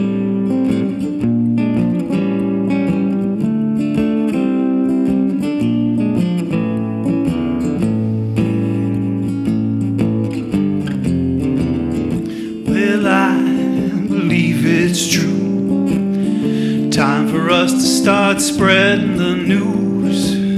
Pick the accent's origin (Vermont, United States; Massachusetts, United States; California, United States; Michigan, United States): Vermont, United States; moved away; also born or lived in Maine; I'm originally from Vermont, but I lived in Maine for a long, long time. And I've been back around Vermont for about a year and a half, living in Stowe.